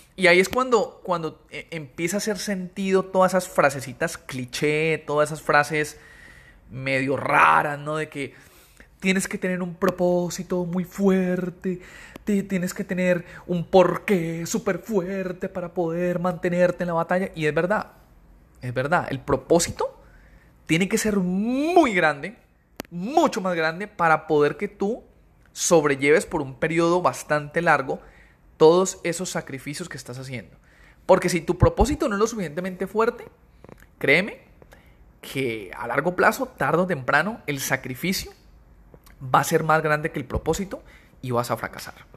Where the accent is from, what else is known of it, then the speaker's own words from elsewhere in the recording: Cali, Valle del Cauca, Colombia; now in United States; nosotros somos de Cali, mi esposo y yo, eh, Cali, Colombia